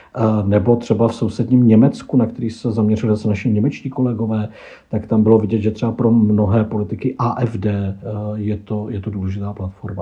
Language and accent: Czech; Czechia